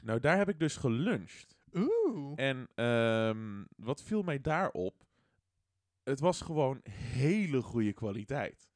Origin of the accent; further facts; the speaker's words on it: Netherlands; Ik ben Nederlander